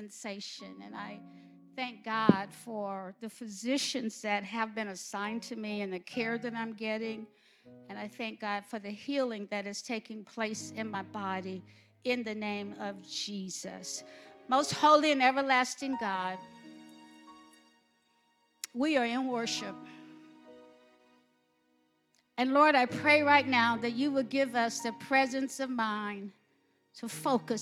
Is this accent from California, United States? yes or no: no; Alabama, United States; I'm from Alabama